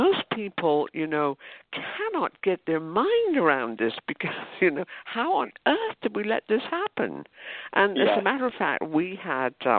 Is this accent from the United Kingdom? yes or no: yes; United Kingdom; now in United States; I grew up in Britain